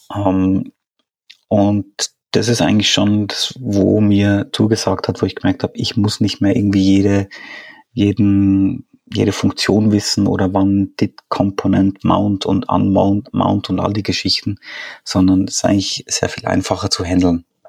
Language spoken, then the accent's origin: German; Switzerland; now in Austria; wohne in Österreich, ähm, bin ursprünglich Schweizer